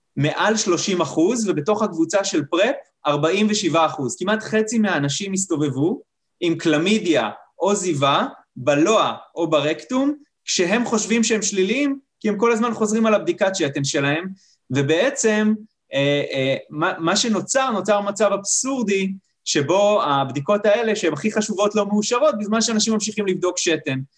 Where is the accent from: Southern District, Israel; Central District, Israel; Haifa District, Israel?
Haifa District, Israel; Kiryat Motzkin; אני עכשיו רופא משפחה שנמצא בקריית מוצקין, שזה איפה שנולדתי